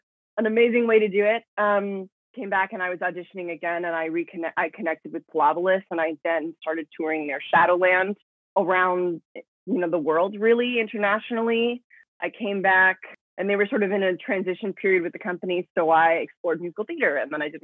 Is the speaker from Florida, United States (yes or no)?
yes; Miami, Florida, United States; also born or lived in Dominican Republic; I was born in the Dominican Republic. I come from a Dominican family. And I grew up in Miami since I was like about a year old.